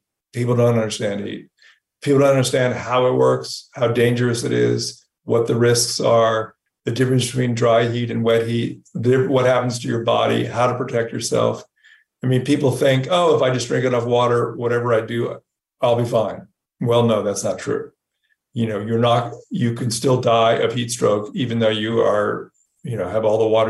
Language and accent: English; California, United States; I grew up in California.